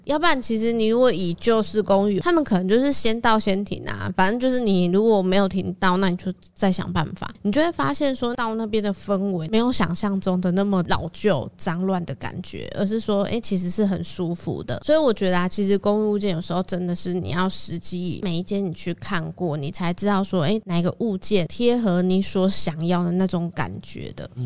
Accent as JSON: {"language": "Chinese", "country": "Taiwan", "said": "可是像一般我们台湾人，大部分其实都还是有在拿香拜拜的"}